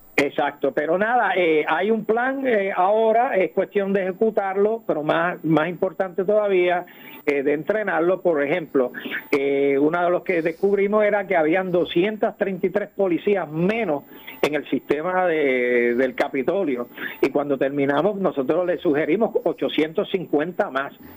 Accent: Puerto Rico; moved away as an adult; yo fui nacido y criado en Puerto Rico soy producto de tus escuelas públicas

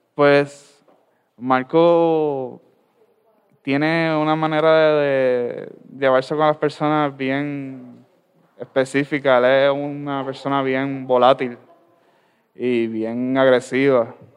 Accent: Ciales, Puerto Rico; soy del pueblo de Ciales

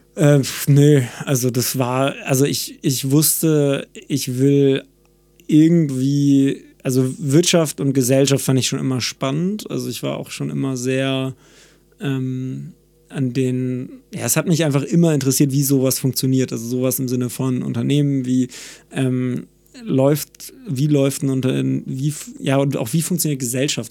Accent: Cuxhaven, Lower Saxony, Germany; moved away; also born or lived in Hamburg; ich komme aus Cuxhaven von der Nordseeküste

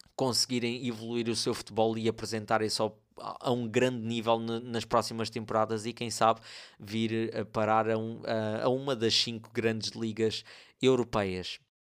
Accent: Torres Vedras, Lisbon, Portugal; eu sou de Torres Vedras

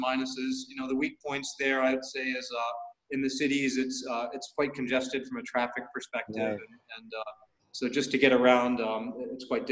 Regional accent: United States; moved away as an adult; now in Thailand; I'm born and raised in the States. You can tell from my name. My origin is from Indian subcontinent, specifically South India, so Karnataka, Tamil Nadu. Okay. So I grew up in the States and then moved over to Asia

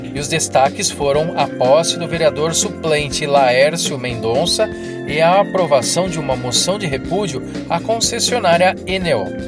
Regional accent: Osasco, São Paulo, Brazil; nasci em Osasco

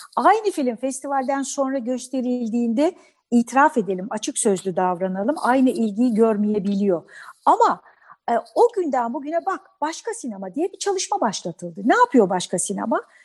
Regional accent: Bandırma, Balıkesir, Turkey; ben Bandırma'da doğdum.

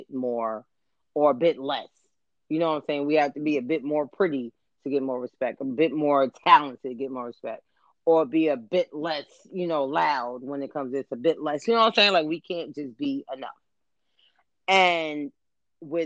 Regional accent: New York City, New York, United States; I'm from the South Bronx

